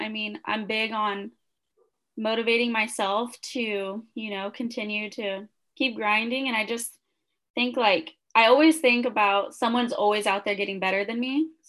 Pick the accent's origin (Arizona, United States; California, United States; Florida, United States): California, United States; Kern County; since I grew up in Kern County, I wanted to come back to CSUB